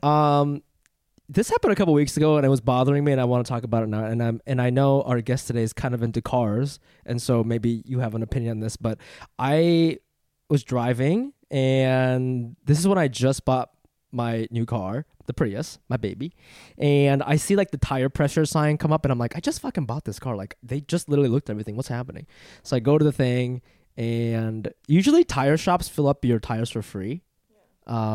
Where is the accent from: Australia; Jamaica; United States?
United States; New York; also born or lived in Funabashi, Chiba, Japan; growing up in New York